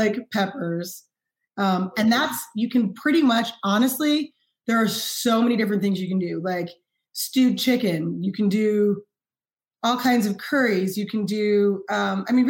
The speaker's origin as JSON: {"language": "English", "town": "New York City", "region": "New York", "country": "United States", "tie": "born or raised there", "moved": "yes", "said": "I grew up in Harlem"}